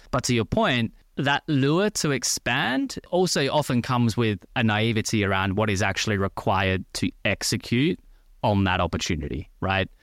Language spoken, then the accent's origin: English; Australia; moved away as an adult; also born or lived in France / Paris; now in London, United Kingdom; As you can probably tell by the accent, I'm originally from Australia. Lived in Australia for twenty-four, twenty-five years. Went to school and university in Australia